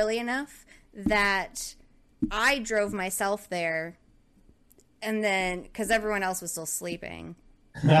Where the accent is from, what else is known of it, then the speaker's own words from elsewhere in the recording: Rhode Island, United States; now in Oklahoma, United States; I grew up in Rhode Island.